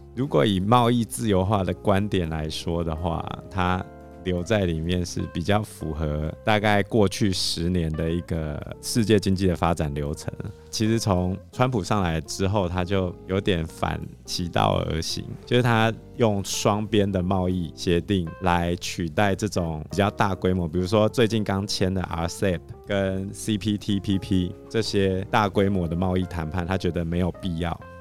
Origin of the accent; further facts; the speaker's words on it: Taiwan; 因为我们台湾这边的服务业